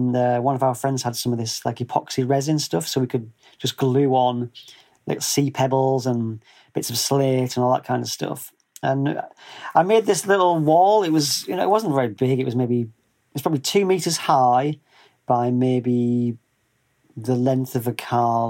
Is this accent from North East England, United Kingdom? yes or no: yes; North East England, United Kingdom; moved away as an adult; grew up in the northeast of England, which it's about 120 miles north of Sheffield.